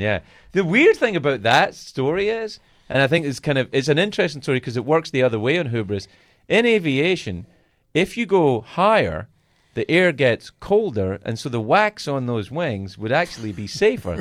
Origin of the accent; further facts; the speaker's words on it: Glasgow, Scotland, United Kingdom; I grew up in Glasgow